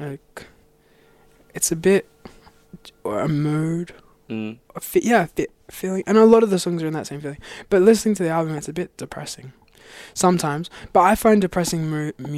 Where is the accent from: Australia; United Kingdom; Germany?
Australia; moved away as an adult; now in Los Angeles, United States; I'm from Australia